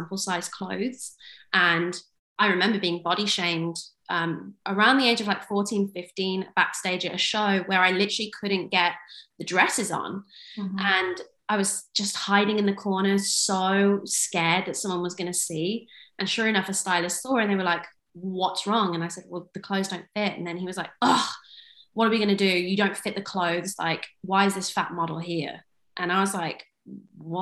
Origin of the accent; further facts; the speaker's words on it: Kidderminster, West Midlands, United Kingdom; also born or lived in Turkey; I am from England, from a tiny town called Kidderminster.